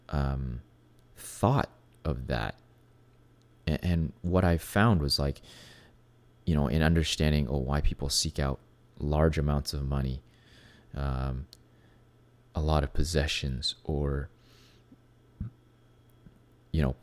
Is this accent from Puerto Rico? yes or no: no; Venezuela; for myself, I was growing up in Venezuela. Um, it was very obvious who I was. Um, you know, I was not like every other kid in Venezuela, right? I was not a Latino, first of all. I couldn't speak perfect Spanish when I first got there.